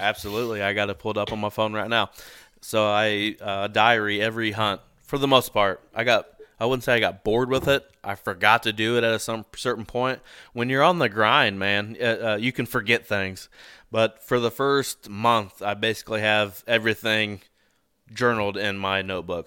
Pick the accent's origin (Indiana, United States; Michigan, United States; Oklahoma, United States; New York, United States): Indiana, United States; I'm from Indiana